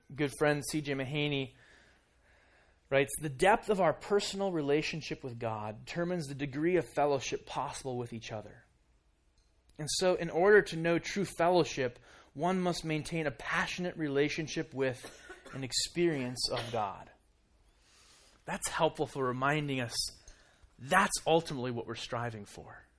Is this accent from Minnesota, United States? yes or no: yes; Minnesota, United States; moved away as an adult; now in Kansas City, United States; we're from Minnesota